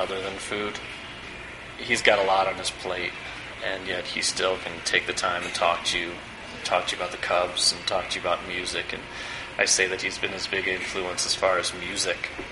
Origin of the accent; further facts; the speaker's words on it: Evanston, Illinois, United States; also born or lived in San Francisco; now in Chicago, United States; I grew up in Evanston